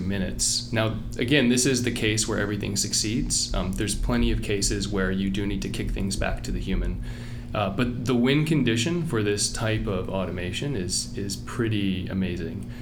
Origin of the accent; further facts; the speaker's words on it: Virginia, United States; moved away; Virginia in the kind of a combination of Richmond and Appalachia